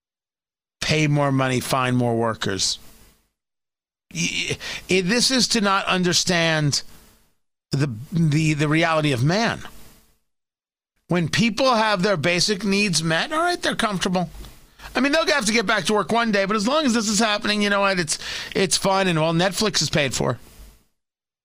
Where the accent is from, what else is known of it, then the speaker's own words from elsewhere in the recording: New Jersey, United States; also born or lived in Brooklyn, New York; I was born in Brooklyn. I grew up in Jersey.